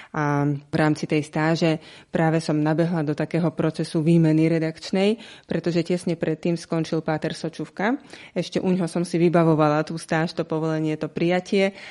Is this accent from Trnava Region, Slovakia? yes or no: no; Žilina, Žilina Region, Slovakia; som zo Žiliny